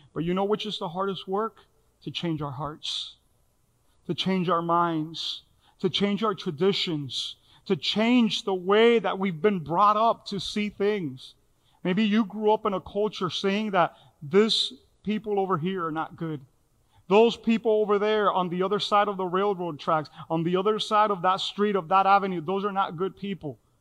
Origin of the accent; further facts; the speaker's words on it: Miami, Florida, United States; I grew up in here in Miami, Little Havana